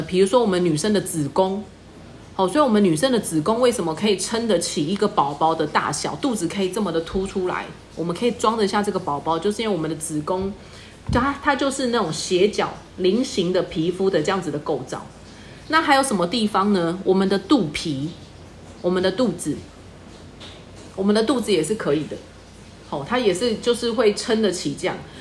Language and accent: Chinese; Taiwan; 我们台湾人